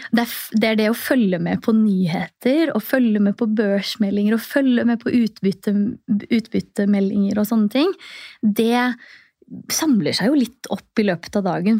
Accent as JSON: {"language": "Norwegian", "region": "Oslo", "country": "Norway", "tie": "born or raised there", "also_born_or_lived": "Tromsø / Trondheim", "said": "Født og oppvokst i Oslo"}